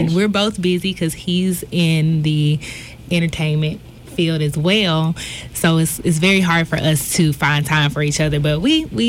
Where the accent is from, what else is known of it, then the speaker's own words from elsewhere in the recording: Montgomery, Alabama, United States; I'm from Montgomery.